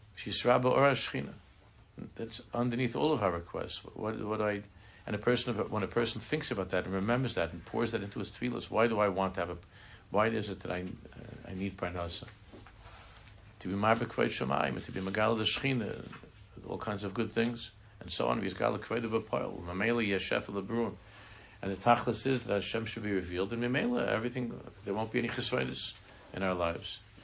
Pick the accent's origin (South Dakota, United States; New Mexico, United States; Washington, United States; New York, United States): New York, United States; New York City; I'm from Queens